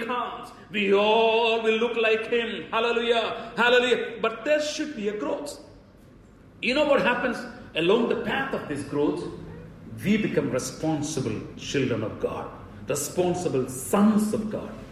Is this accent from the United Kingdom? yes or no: no; India; as an Indian